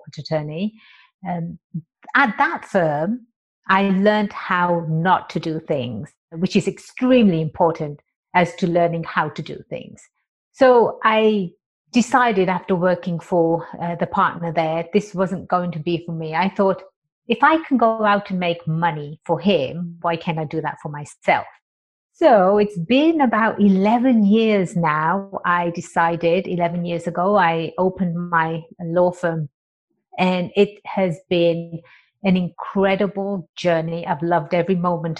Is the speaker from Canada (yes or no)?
no; England, United Kingdom; also born or lived in Birmingham; now in San Diego, United States; I was born and raised in England